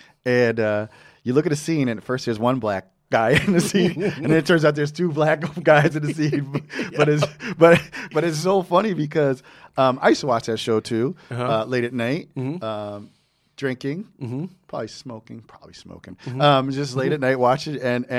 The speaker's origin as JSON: {"language": "English", "region": "New Jersey", "country": "United States", "said": "he's also from Jersey like me."}